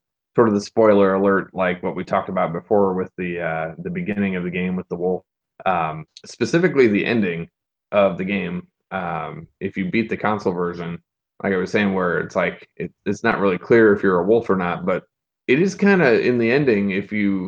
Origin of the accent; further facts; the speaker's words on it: Central Illinois, United States; we're recording this from Central Illinois